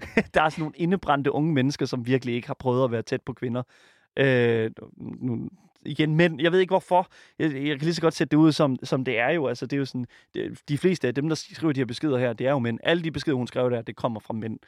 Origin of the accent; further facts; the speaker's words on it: Jutland, Denmark; jeg kommer fra Jylland, og der siger vi sådan, at blive gejlet op